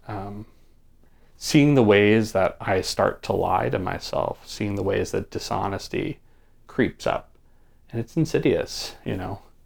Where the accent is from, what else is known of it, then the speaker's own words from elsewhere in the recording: Poughkeepsie, New York, United States; growing up where I grew up in the Hudson Valley